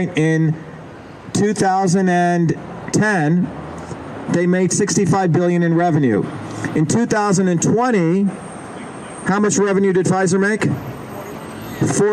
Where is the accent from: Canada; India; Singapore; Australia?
India; now in United States; I grew up in India